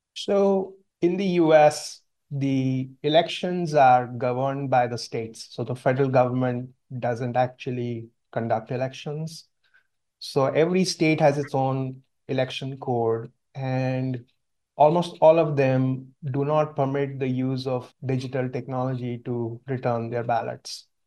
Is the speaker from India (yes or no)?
yes; India; moved away; my brother and I grew up in India